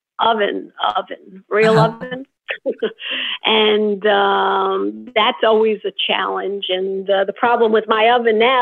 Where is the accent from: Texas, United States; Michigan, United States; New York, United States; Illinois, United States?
New York, United States; Long Island; I'm from Long Island, New York